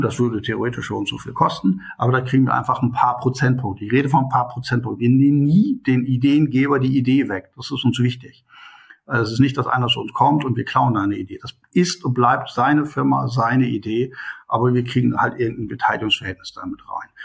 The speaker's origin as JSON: {"language": "German", "town": "Hanover", "region": "Lower Saxony", "country": "Germany", "also_born_or_lived": "India / Qatar", "moved": "as an adult", "lives_now": "Bielefeld, Germany", "said": "ich komme eigentlich aus Hannover, also mein Leben im Mittelpunkt war früher Hannover"}